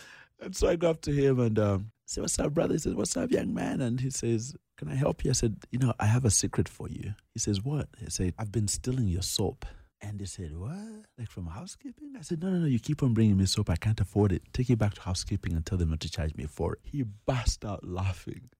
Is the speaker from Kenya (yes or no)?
yes; Nairobi, Kenya; also born or lived in Uganda; He then moves us to Kenya to become refugees. And that's where I grew up. I grew up in Nairobi.